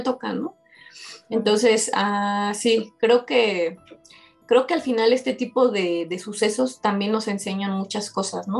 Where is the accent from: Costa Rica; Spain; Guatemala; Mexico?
Mexico; Mexico City; como mexicanos, como este, coloquialmente nos dicen en, México los chilangos